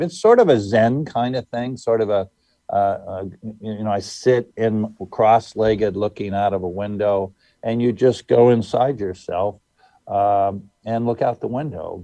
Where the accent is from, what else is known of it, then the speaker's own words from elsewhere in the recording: California, United States; also born or lived in Wichita, Kansas; now in New London, United States; I was born six months after Pearl Harbor, and my father packed up the family and off we went, and we arrived in California